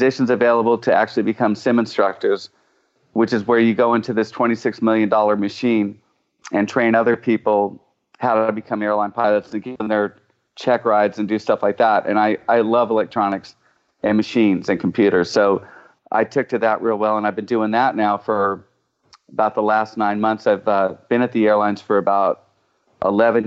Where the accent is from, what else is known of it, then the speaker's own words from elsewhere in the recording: Phoenix, Arizona, United States; moved away as an adult; also born or lived in Los Angeles, United States; now in Nashville, United States; I grew up in Phoenix